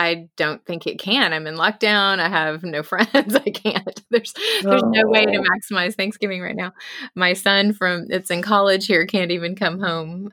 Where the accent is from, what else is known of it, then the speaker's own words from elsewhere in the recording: Austin, Texas, United States; moved away as an adult; also born or lived in Germany; now in London, United Kingdom; Growing up in Texas my whole life